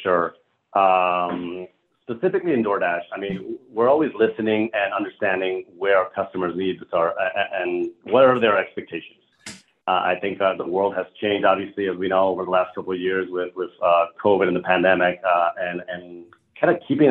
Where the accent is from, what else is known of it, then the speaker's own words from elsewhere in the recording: Colombia; moved away; I'm originally from Colombia, South America